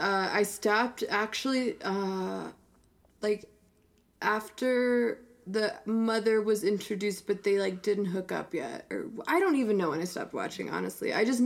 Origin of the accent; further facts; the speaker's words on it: United States; I'm an American.